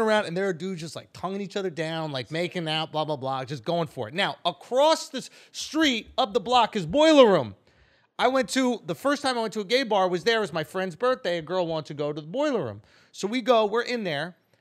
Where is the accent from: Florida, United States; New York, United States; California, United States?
New York, United States; New York City; I grew up in East Village